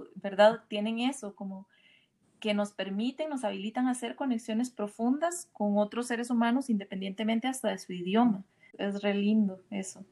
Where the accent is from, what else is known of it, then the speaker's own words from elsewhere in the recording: Costa Rica; now in Mexico; Yo soy, yo soy de Costa Rica, ahora estoy viviendo en México hace unos ah. meses